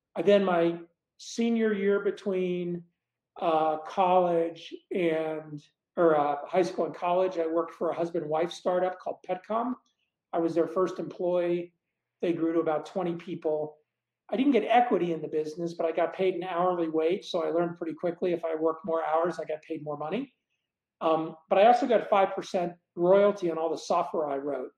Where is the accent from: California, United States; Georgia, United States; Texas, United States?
Texas, United States; Dallas; moved away as an adult; also born or lived in Blytheville, Arkansas / Boston, Massachusetts; now in Boulder, United States; from age three forward, I grew up in Dallas